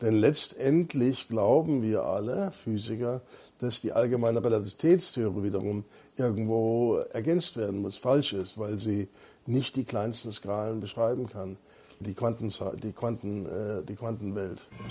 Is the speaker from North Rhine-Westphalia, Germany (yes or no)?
no; Freiburg, Baden-Württemberg, Germany; now in Munich, Germany; ich bin ja in Freiburg aufgewachsen.